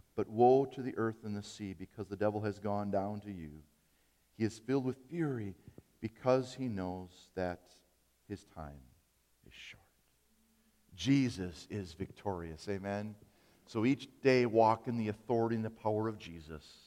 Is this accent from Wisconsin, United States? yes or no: yes; Appleton, Wisconsin, United States; growing up in Appleton